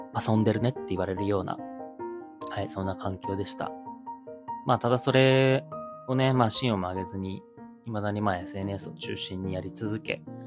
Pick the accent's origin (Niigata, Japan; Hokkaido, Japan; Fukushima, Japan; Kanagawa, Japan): Niigata, Japan; Joetsu; この地元上越市